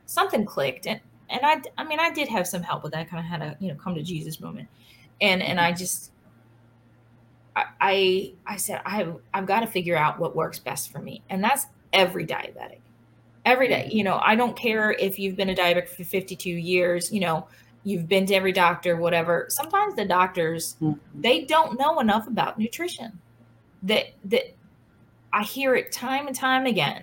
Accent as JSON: {"language": "English", "town": "Baltimore", "region": "Maryland", "country": "United States", "tie": "born or raised there", "said": "I grew up in Highlandstown. I walked to St. Louis mm-hmm. where I went to school"}